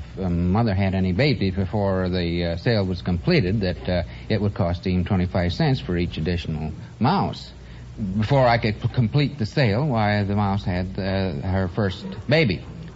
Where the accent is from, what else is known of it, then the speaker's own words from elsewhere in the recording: Grand Rapids, Michigan, United States; moved away; I'm from Grand Rapids, Michigan. Uh-huh. The furniture capital of the world.